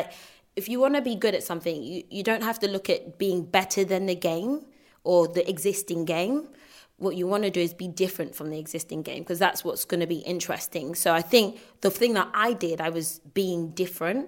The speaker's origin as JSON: {"language": "English", "country": "United Kingdom", "said": "us in the UK"}